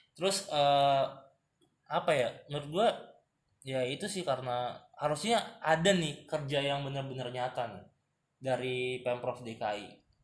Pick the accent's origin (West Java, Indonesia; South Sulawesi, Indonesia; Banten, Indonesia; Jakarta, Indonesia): Jakarta, Indonesia; gue sebagai warga Jakarta